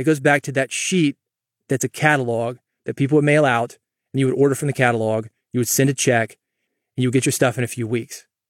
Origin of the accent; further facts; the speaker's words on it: Nashville, Tennessee, United States; also born or lived in Mississippi; I grew up in Nashville